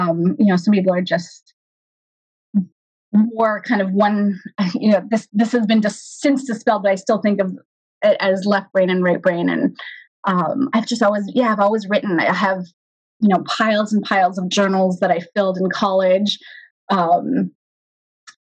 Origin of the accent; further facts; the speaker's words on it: Los Angeles, California, United States; first language Hebrew; English is a second language; now in Northern California, United States; it was really very much a first generation experience growing up in Los Angeles.